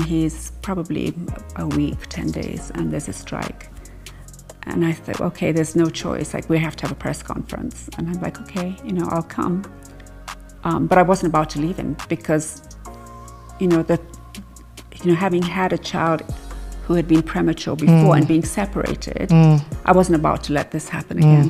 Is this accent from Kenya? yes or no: yes; Nanyuki, Laikipia County, Kenya; growing up in Nanyuki, and it being such a sort of central point for people to stop off